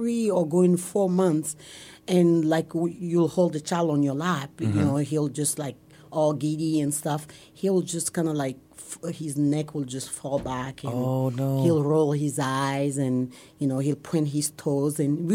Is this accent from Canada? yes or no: no; Togo; moved away as an adult; now in Omaha, United States; And I come from Togo. T-O-G-O is on the west coast of Africa.